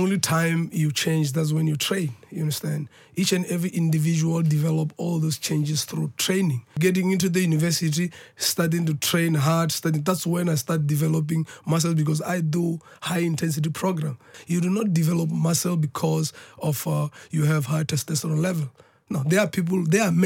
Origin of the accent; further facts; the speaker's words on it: South Africa; where I'm coming from as a South African